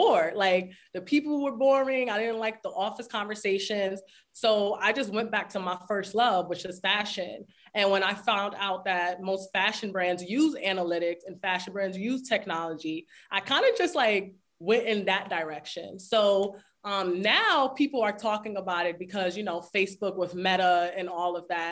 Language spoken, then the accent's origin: English; New York City, New York, United States; I'm from the Bronx, New York